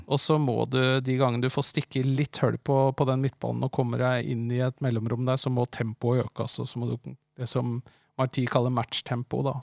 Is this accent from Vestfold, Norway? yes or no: yes; Larvik, Vestfold, Norway; moved away as an adult; also born or lived in Oslo; jeg kommer jo fra Larvik, eh, vokste opp tett på Lovisenlund